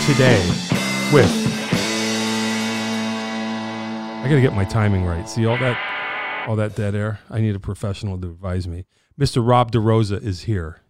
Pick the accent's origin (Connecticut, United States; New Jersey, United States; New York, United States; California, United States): Connecticut, United States; Wallingford; also born or lived in Meriden / Pittsburgh; I grew up in Wallingford.